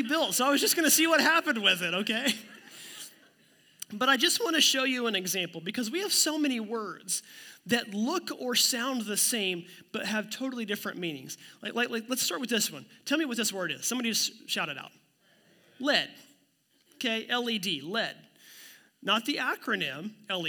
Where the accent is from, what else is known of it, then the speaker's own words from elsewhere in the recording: Ottawa County, Oklahoma, United States; my hometown and the whole Ottawa County area there in Oklahoma